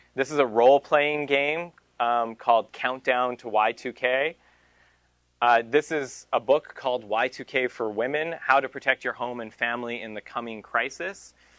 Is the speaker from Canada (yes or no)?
yes; Canada; Merrill gave me up as a Canadian